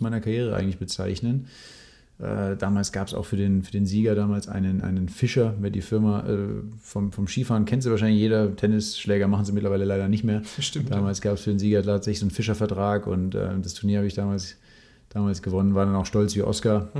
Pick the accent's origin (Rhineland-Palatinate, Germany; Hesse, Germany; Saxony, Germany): Rhineland-Palatinate, Germany; Mendig; moved away; Ich bin eigentlich in Mendig aufgewachsen, was nochmal südlich von, von Bonn eine gute halbe Stunde ist. Gehört auch noch zu Rheinland-Pfalz